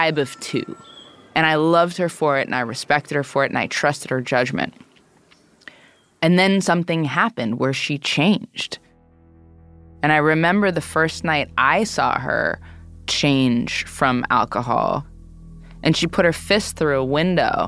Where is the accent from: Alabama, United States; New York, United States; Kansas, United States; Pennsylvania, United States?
New York, United States; New York City; I grew up in the East Village, in Manhattan, I was born in 1985